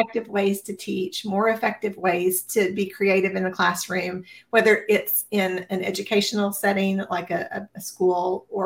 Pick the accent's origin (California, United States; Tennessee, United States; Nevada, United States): Tennessee, United States; I was born and raised in Tennessee